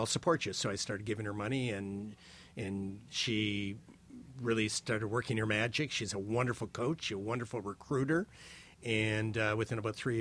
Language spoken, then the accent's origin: English; Windsor, Ontario, Canada; now in Toronto, Canada; I grew up in Windsor. It was a hotbed of University of Michigan.